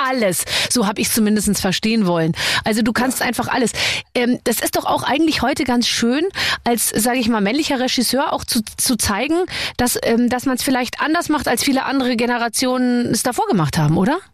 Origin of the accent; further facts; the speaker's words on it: Munich, Bavaria, Germany; ich komme ja aus München